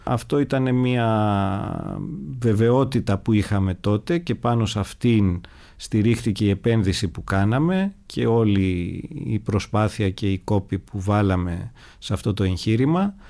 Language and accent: Greek; Athens, Attica, Greece; είμαι γέννημα θρεμαθηναίος όπως λέμε. Γεννήθηκα στους αμπελοκήπους, ε, μεγάλωσα στην Αθήνα